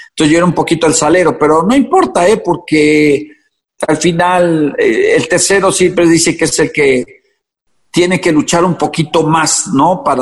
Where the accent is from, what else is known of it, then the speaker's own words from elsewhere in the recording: Puebla, Mexico; born there; En Puebla.